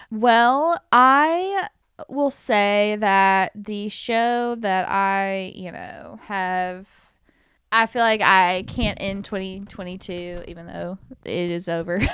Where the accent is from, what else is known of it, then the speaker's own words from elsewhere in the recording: United States; as an American